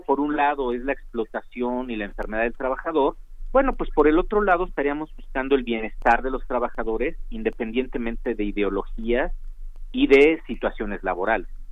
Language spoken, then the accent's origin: Spanish; Mexico; nosotros como mexicanos